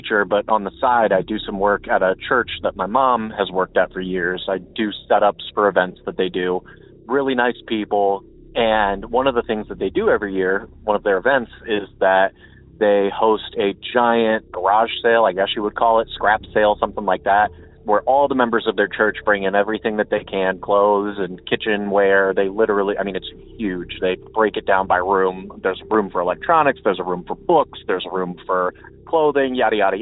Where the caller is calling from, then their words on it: Akron, Ohio, United States; from Akron